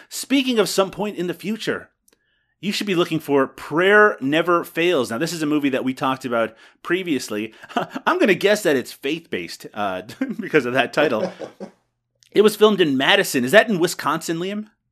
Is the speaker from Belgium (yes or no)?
no; Canada; it's in my blood as a Canadian